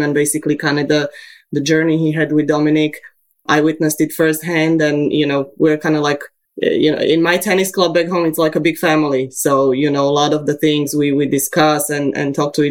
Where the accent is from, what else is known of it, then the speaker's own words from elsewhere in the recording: Bratislava, Bratislava Region, Slovakia; now in United States; I was raised in Slovakia in Bratislava